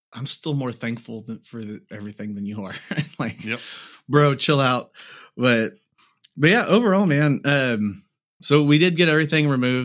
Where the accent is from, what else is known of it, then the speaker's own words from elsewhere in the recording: United States; I'm an American. That I'm born in a place, and I live in a place to where I have a hospital down the road